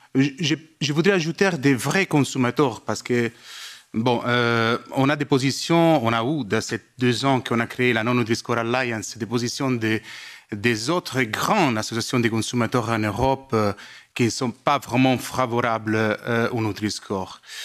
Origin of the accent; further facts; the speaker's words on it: Italy; French is a second language; je suis italienne